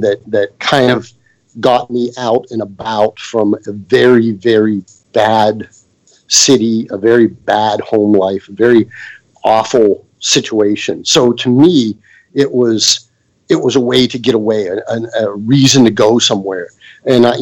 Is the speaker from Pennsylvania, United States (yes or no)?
yes; between Johnstown and Somerset, southwestern Pennsylvania, United States; moved away as an adult; also born or lived in California; I lived about halfway between Johnstown and Somerset in southwestern Pennsylvania, right on the edge of Appalachia. It's like mining area, but I grew up like dirt poor